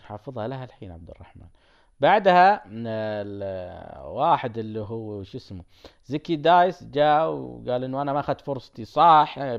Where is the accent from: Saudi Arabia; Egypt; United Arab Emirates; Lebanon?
Saudi Arabia; عندنا بالسعوديه